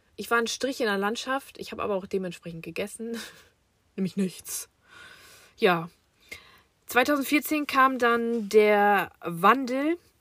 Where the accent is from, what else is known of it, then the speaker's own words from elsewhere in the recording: Germany; Ich bin im Jahre 1985 in Fechter geboren